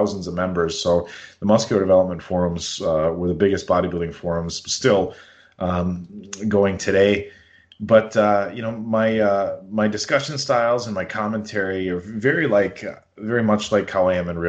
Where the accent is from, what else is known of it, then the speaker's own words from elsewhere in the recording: the Valley, Wisconsin, United States; I grew up here in the Valley, went to college in Oshkosh